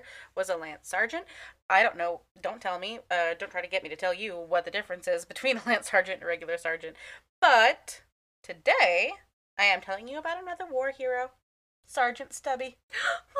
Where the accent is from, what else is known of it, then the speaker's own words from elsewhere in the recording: United States; I'm American